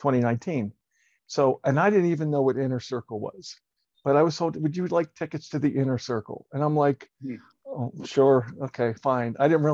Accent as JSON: {"language": "English", "town": "Denver", "region": "Colorado", "country": "United States", "said": "Absolutely, ask. Denver, Colorado."}